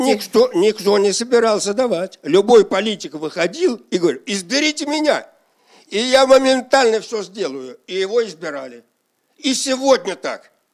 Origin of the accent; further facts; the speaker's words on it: Shakhovskoy District, Moscow Oblast, Russia; Шаховской район головой. Вот откуда я родом и где я был.